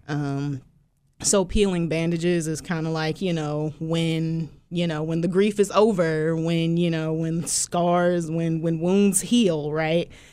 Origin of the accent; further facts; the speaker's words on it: Philadelphia, Pennsylvania, United States; also born or lived in Willingboro, New Jersey; now in Baton Rouge, United States; I was born in Philly, raised there most of my life